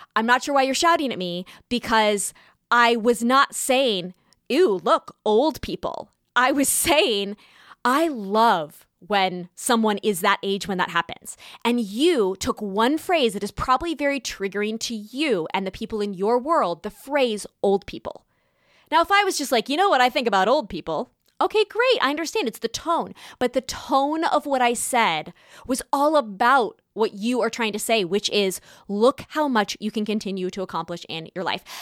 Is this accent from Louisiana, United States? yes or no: no; California, United States; now in New York, United States; growing up in California and now living in New York